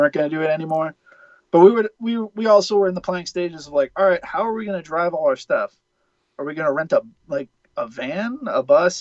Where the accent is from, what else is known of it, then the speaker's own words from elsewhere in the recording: Buffalo, New York, United States; myself and the Tonys were from Buffalo